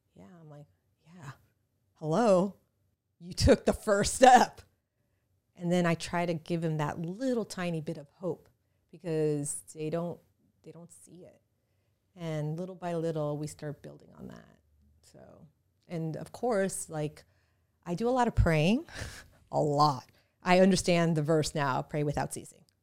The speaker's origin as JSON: {"language": "English", "town": "New York City", "region": "New York", "country": "United States", "tie": "born or raised there", "moved": "yes", "lives_now": "South Florida, United States", "said": "I am American, born in New York City, so I'm really American"}